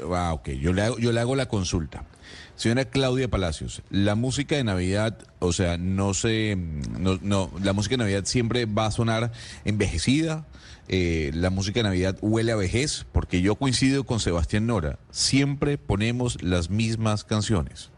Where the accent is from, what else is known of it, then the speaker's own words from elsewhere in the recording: Venezuela; quienes somos venezolanos